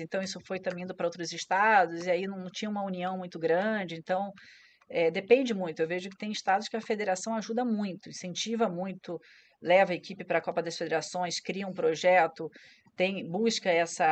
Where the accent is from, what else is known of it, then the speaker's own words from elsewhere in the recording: Rio de Janeiro, Brazil; eu sou carioca lá no, no Yacht Clube Jardim Guanabara na ilha, do governador